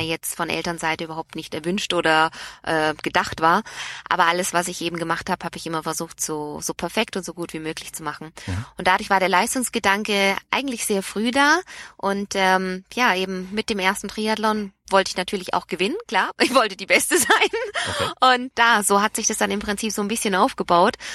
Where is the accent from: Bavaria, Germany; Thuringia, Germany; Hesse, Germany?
Bavaria, Germany; Nuremberg; aufgewachsen, bin ich in Nürnberg